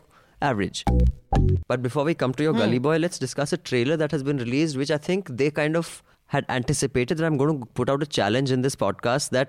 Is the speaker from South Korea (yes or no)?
no; India; I'm Indian